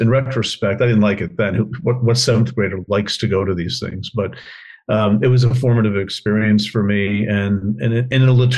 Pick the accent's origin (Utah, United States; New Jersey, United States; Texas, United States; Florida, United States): New Jersey, United States; northern; I was born in New Jersey, in the northern part of the state